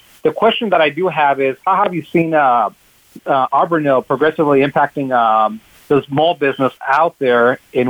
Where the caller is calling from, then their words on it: California, United States; I'm actually, ironically enough, out in Southern California, here close by where Hank is at.